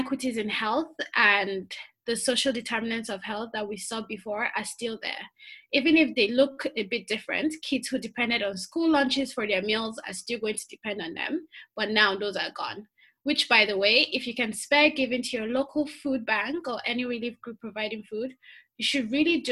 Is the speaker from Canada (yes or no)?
no; Nigeria; since I am from Nigeria